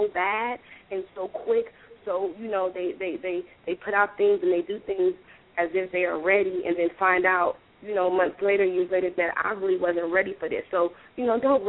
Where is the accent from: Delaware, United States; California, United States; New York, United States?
California, United States; Oakland; now in Atlanta, United States; I grew up in East Oakland, 69th and Westdale